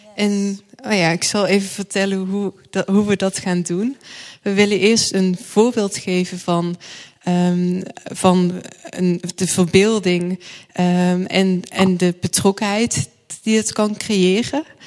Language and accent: Dutch; Thorn, Limburg, Netherlands; ik ben opgegroeid in een eh, dorpje Toren.